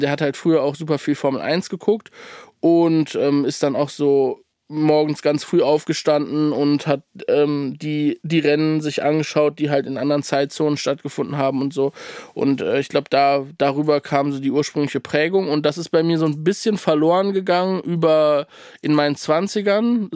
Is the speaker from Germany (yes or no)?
yes; Cologne, North Rhine-Westphalia, Germany; ich komme aus Köln